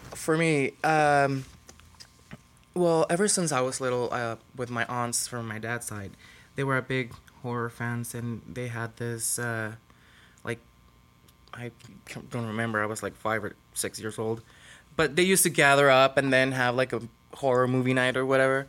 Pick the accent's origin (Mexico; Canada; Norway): Mexico; Tijuana, Baja California; I was born and raised in Tijuana, so I'm full-on Mexican.